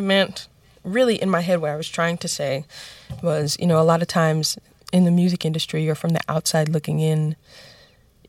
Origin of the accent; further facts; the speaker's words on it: New York City, New York, United States; My grandmother bought a house in the Bronx that we all lived in and still, you know, have and own to this day